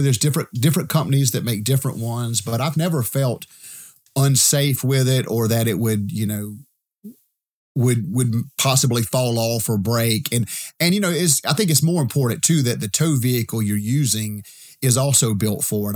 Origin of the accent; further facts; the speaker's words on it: Edgefield, South Carolina, United States; I'm from Edgefield, South Carolina